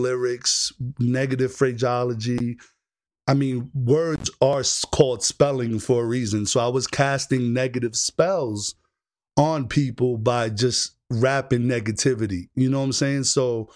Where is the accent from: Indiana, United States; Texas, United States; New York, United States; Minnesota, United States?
New York, United States; New York City; moved away; also born or lived in Orlando, Florida; I was born and raised in the Bronx, but I spent a lot of time in Orlando, Florida. So I'm kind of like in between the two